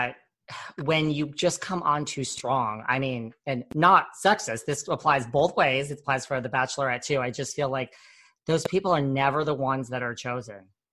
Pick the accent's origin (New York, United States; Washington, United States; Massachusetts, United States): New York, United States; I've been a New York girl my whole life